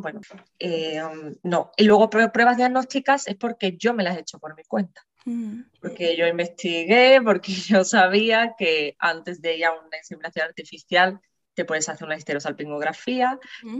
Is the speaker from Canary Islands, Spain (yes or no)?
no; San Fernando, Andalusia, Spain; soy de San Fernando, Cádiz